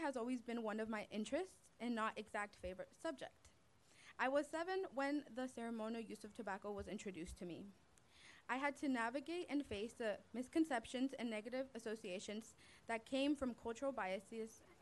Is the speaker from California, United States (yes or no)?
yes; Bay Area, California, United States; I was born and raised in the Bay Area